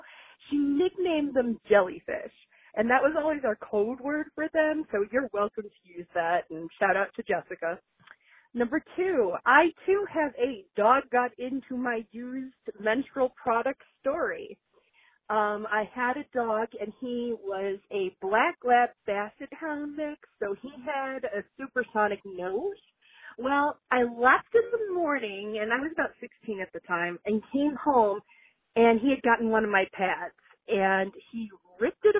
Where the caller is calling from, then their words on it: Chicago, Illinois, United States; calling from Chicago